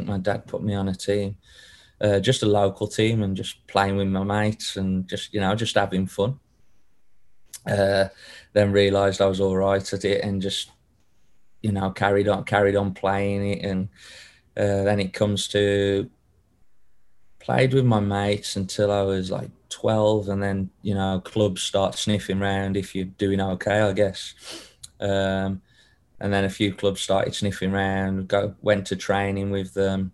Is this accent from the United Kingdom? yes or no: yes; Wolverhampton, West Midlands, United Kingdom; also born or lived in Denmark; now in Sacramento, United States; I'm from Wolverhampton, up in the West Midlands, and I was pretty much just born into football